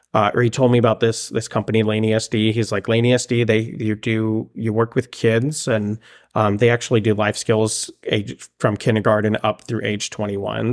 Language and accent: English; Palmdale, California, United States; moved away as an adult; also born or lived in Monterrey, Mexico / Oregon; now in Springfield, Oregon, United States; growing up in Palmdale